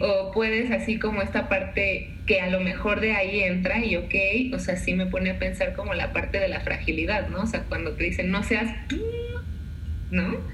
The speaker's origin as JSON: {"language": "Spanish", "country": "Mexico", "said": "tú y yo como mexicanos"}